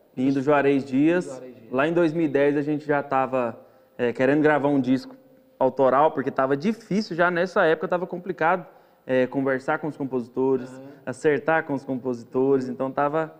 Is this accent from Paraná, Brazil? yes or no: no; Jaraguá, Goiás, Brazil; also born or lived in Goianésia; a gente foi criado em Jaraguá